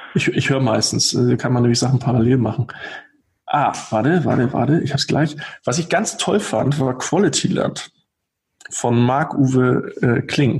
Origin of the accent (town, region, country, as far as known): Rostock, Mecklenburg-Vorpommern, Germany; born or raised there; now in Hamburg, Germany